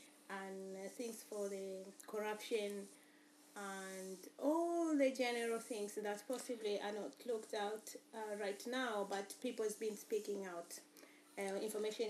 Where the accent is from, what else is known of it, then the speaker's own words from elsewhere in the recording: Tanzania; moved away; Born in Tanzania